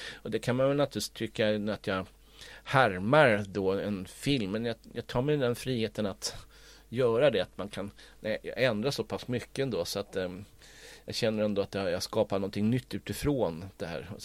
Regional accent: Stockholm, Stockholm County, Sweden; jag är ju uppvuxen i Stockholm men jag är uppvuxen också med spårvagn.

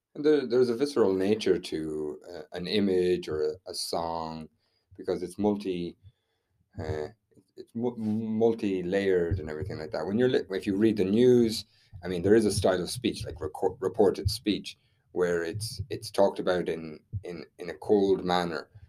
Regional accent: Ireland; we're Irish

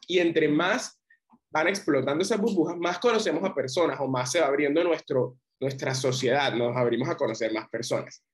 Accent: Barranquilla, Atlántico, Colombia; soy un barranquillero, 22 años

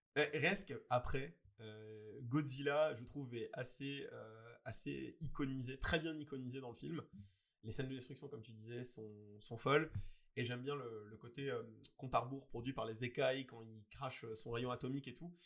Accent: France; chez nous en France

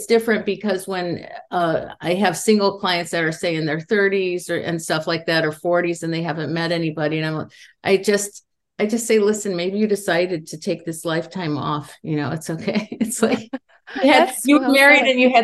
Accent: Indiana, United States; moved away as an adult; now in Los Angeles, United States; And I grew up in Indiana in the Midwest.

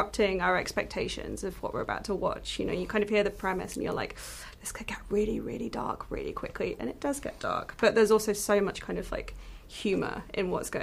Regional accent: United Kingdom; as a British person

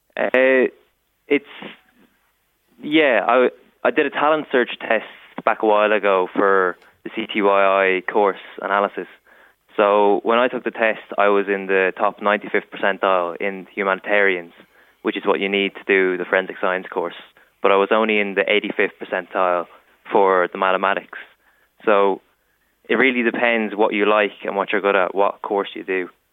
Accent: County Meath, Ireland; I'm from Meath

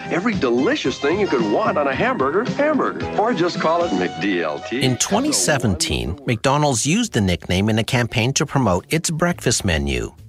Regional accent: Sudbury, Ontario, Canada; my hometown of Sudbury.

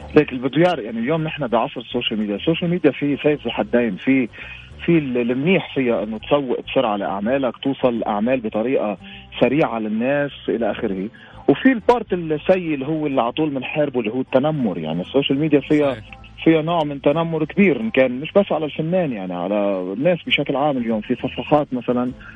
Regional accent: Lebanon; عندنا بلبنان

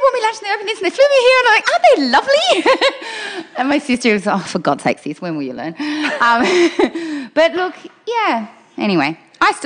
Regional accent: Australia; also born or lived in Austria / Germany; we're Australian

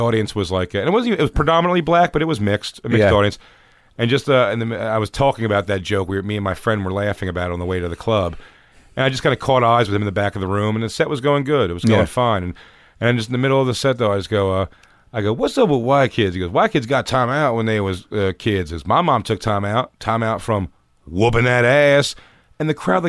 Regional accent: Philadelphia, Pennsylvania, United States; moved away; also born or lived in New York; growing up in Philly

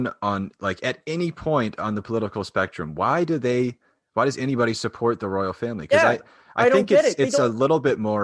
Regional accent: Canada; we came from England, but we're a different country now

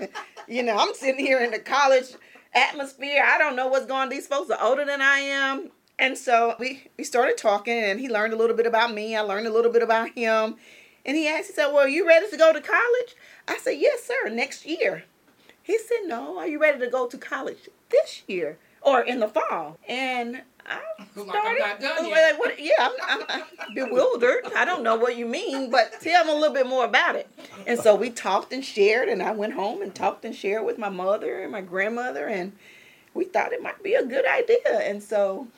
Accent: Port Gibson, Mississippi, United States; also born or lived in Jackson, Mississippi; I'm from Port Gibson, so it was a great village there.

